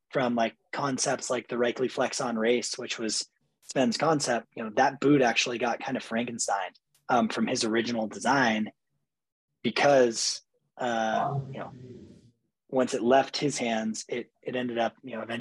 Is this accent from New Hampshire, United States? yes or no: yes; New Hampshire, United States; I grew up skiing in New Hampshire